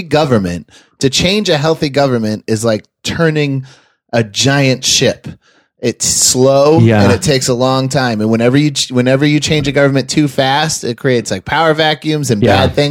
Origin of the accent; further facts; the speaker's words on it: Georgia, United States; also born or lived in Maine; We're from Maine originally, my family, but I pre-driving age moved to Georgia